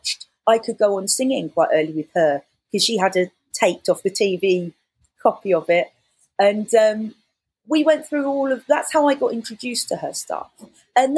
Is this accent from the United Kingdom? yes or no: yes; London, United Kingdom; Romford or wherever I grew up in London